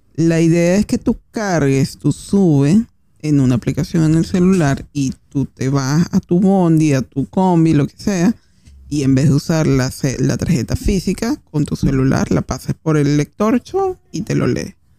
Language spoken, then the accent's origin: Spanish; Caracas, Capital District, Venezuela; now in Argentina; nosotros que somos venezolanos, por lo menos en mi caso que soy de Caracas